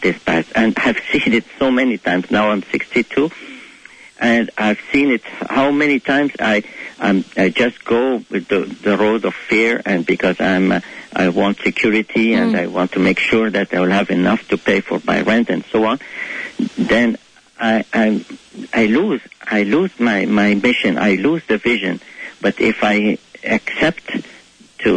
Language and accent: English; Cairo, Cairo Governorate, Egypt; first language Arabic; English is a second language; moved away as an adult; I was born in Egypt, in Cairo, where every spring when we just go outside, we smell the orange blossoms